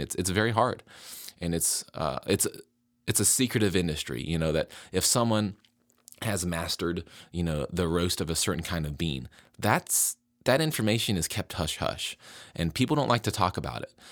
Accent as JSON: {"language": "English", "region": "West Virginia", "country": "United States", "tie": "born or raised there", "said": "I moved back to my home state of West Virginia"}